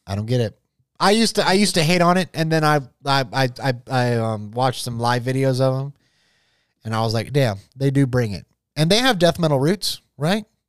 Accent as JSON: {"language": "English", "town": "Jacksonville", "region": "Florida", "country": "United States", "said": "I'm from Jacksonville"}